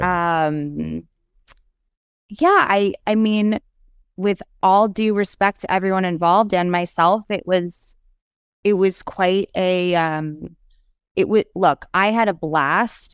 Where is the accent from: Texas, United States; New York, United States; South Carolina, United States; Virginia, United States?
New York, United States; New York City; moved away as an adult; also born or lived in Los Angeles; I said I was from New York City